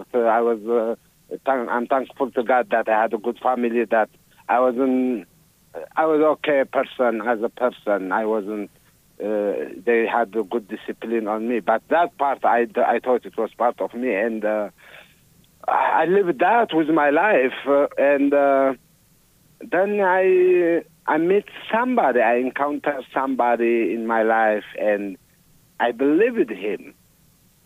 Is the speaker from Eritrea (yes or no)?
yes; Eritrea; now in Iowa, United States; I'm from Eritrea